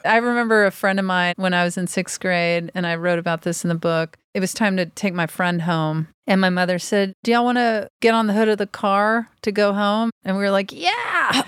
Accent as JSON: {"language": "English", "town": "Pass Christian", "region": "Mississippi", "country": "United States", "also_born_or_lived": "Houston", "said": "people call my town the Pass, and then the actual pronunciation is Pass Christian"}